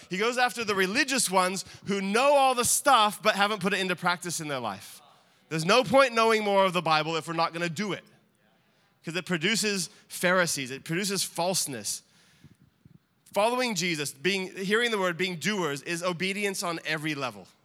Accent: Australia; now in United States; I'm not American. I might sound it, and we joke about my accent. I'm Australian.

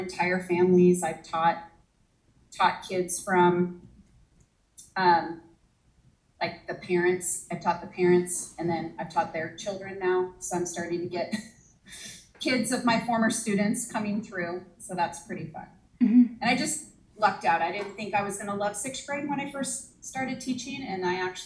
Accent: Post Falls, Idaho, United States; I grew up in North Idaho. I actually went to Post Falls High School

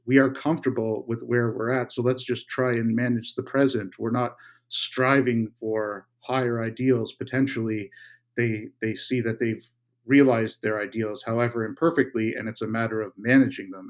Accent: Canada; my home country of Canada

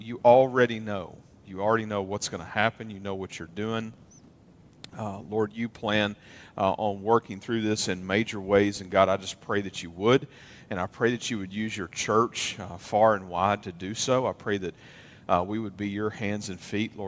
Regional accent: Western Kentucky, United States; moved away; My hometown in Western Kentucky

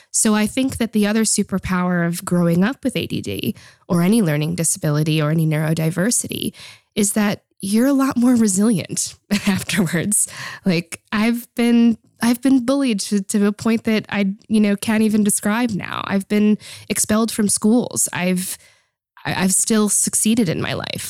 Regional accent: Boston, Massachusetts, United States; moved away as an adult; now in Netherlands; I was born in Boston, Massachusetts, and grew up all of my um, childhood and most of my adult life actually in the US.

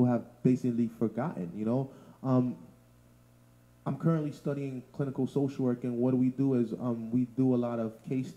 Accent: New York City, New York, United States; also born or lived in Canarsie, Brooklyn; I'm from Bushwick. I grew up in Bushwick, then I moved to Canarsie

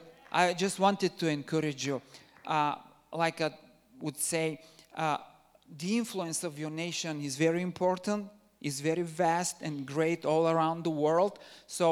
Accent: Bulgaria; I'm originally from Bulgaria

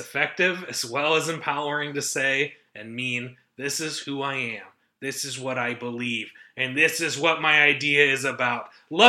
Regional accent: Midwest, United States; accent: Midwestern; I have Midwestern mouth.

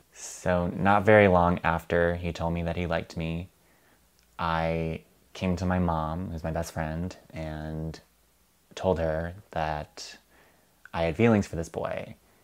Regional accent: Chagrin Falls, Ohio, United States; I'm from Chagrin Falls, Ohio.

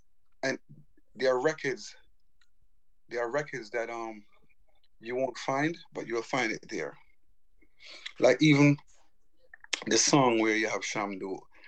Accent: United States; I grew up in the States

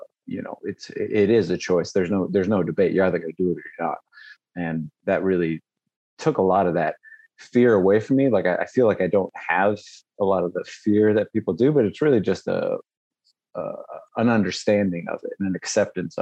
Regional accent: Las Vegas, Nevada, United States; I grew up in Vegas

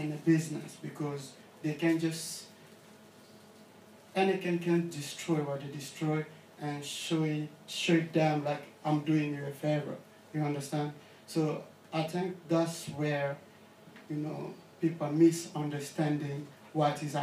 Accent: Kinshasa, DR Congo; moved away; I'm from Congo and from Kinshasa as well.

